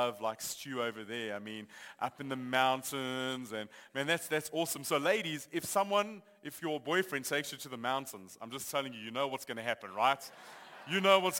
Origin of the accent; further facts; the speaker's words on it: Johannesburg, Gauteng, South Africa; I grew up in Johannesburg. I've lived here for most of my life.